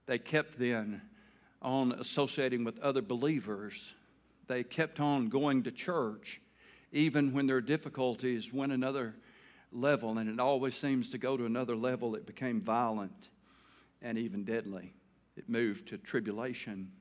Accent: Taylor, Arkansas, United States; I was from Taylor, a little old town

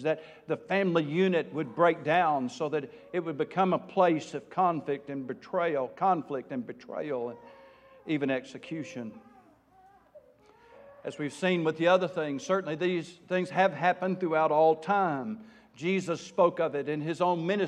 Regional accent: South Arkansas, United States; I am from South Arkansas

